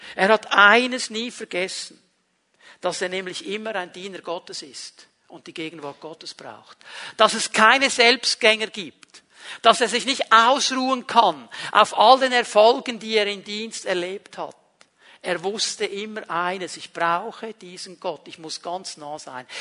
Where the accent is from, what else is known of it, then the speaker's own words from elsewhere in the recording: Switzerland; jemand, der an einem bestimmten Ort in der Schweiz aufgewachsen ist